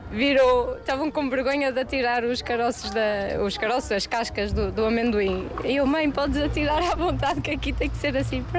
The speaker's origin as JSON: {"language": "Portuguese", "town": "Porto", "region": "Norte", "country": "Portugal", "said": "conheci este casal aqui na Madeira. Eu venho do Porto."}